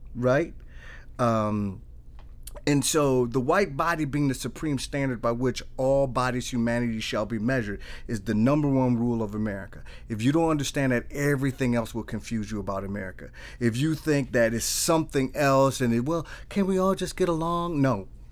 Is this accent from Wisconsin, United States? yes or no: yes; Milwaukee, Wisconsin, United States; I was born and raised in the east side of Milwaukee.